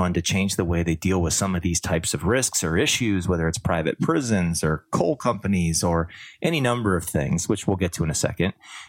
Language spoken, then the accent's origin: English; Canada; As a Canadian, I can tell you that.